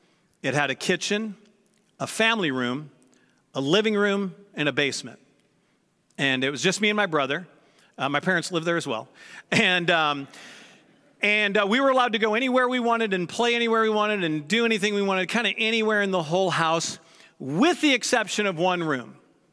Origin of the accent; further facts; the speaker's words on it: St. Louis, Missouri, United States; So the house I grew up in St. Louis, my parents have since moved from that house, and I never lived in the one that they're in now.